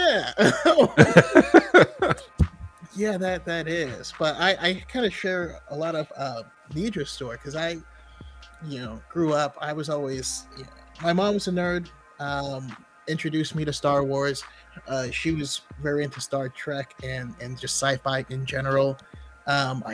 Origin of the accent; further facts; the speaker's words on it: Roseville, California, United States; I grew up in Northern California in Roseville area.